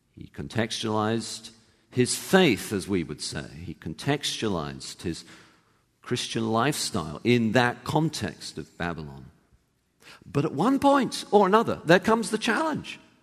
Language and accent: English; England, United Kingdom; moved away; I actually grew up in England and, uh, you know, was born there, went to university there